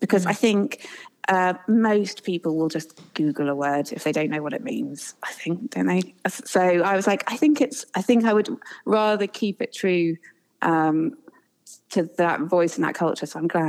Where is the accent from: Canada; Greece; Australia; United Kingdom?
United Kingdom; England; accent: English; moved away; We've lived here 10 years and I think I probably still sound as English as I've ever done.